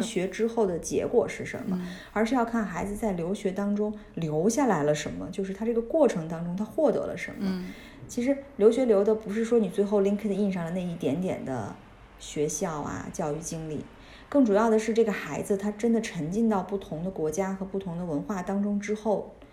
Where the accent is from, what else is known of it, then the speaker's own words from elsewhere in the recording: China; moved away as an adult; 土生土长在国内大学一直念到老的那种